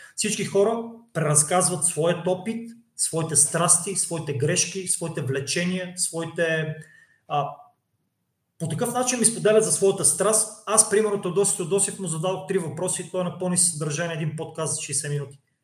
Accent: Cherven Bryag, Pleven Province, Bulgaria; moved away; аз съм от Червен бряг. Червен бряг също не е голям град.

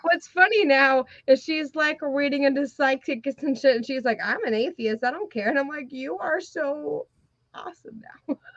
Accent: Georgia, United States; moved away; I'm from Georgia. I'm from like trailer parks

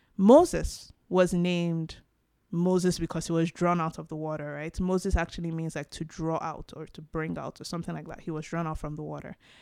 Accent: Nigeria; now in Canada; Now, I'm Nigerian. I'm African from Nigeria, the Yoruba tribe specifically

